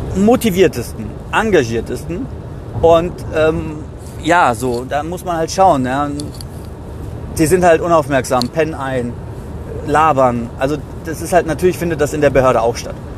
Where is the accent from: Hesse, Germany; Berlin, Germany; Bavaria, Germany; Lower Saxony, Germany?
Hesse, Germany; Gießen-Marburg; aus meiner Heimat, äh, Gießen-Marburg